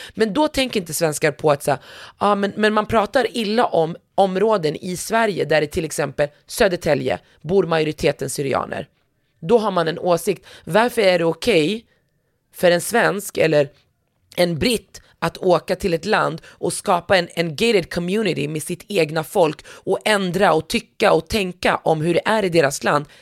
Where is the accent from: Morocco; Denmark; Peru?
Morocco; jag som marockan